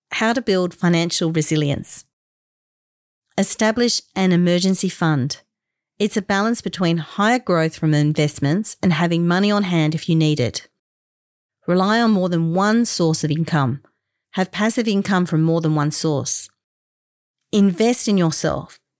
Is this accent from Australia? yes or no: yes; Australia; being the proud Australian I am, I consider it a privilege to live here